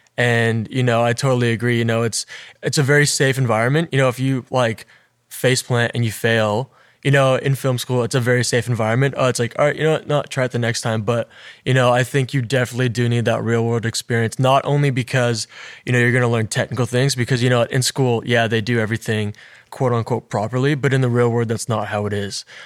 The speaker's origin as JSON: {"language": "English", "region": "Alberta", "country": "Canada", "said": "I came from a small town, right? Like, I'm from Alberta"}